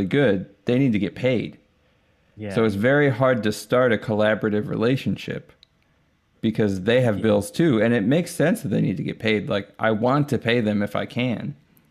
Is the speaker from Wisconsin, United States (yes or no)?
yes; Madison, Wisconsin, United States; also born or lived in Los Angeles, United States; now in Austin, United States; I grew up in Madison, Wisconsin.